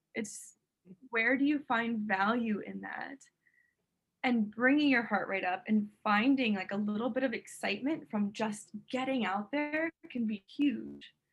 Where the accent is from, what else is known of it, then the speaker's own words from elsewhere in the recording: St. Petersburg, Florida, United States; now in Miami, United States; And then like I moved to Miami in South Florida, and I'm from St. Petersburg